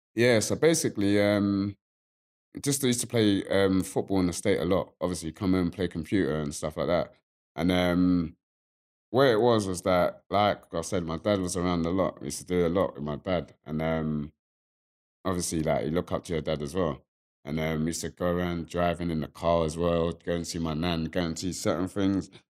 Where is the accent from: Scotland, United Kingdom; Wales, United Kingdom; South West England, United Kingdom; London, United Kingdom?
London, United Kingdom; also born or lived in Pimlico; me growing up in Peckham and being at Granny's on the weekend, I grew up in Pimlico too